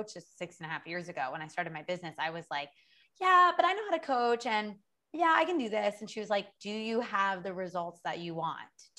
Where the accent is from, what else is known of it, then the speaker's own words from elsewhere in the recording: Orono, Maine, United States; moved away as an adult; also born or lived in New York City / Los Angeles / Paris; now in Bali, Indonesia; I'm originally from Maine. I'm from a small town in Maine, Orono, Maine.